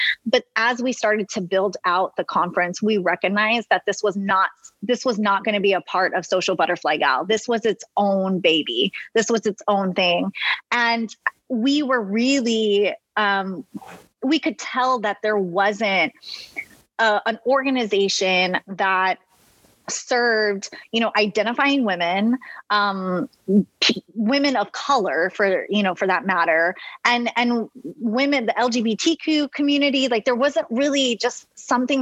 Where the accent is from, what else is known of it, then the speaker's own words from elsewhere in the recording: Rio Grande Valley, Texas, United States; growing up in the Rio Grande Valley